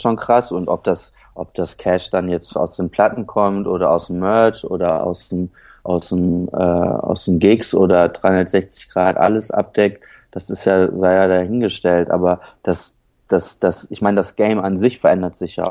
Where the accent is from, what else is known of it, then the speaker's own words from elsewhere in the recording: Höhr-Grenzhausen, Rhineland-Palatinate, Germany; moved away; also born or lived in Kiel / Schleswig-Holstein near the Danish border / Neuwied / Cologne; dann mit sechs bin ich in Westerwald gezogen, nach Hörgrenzhausen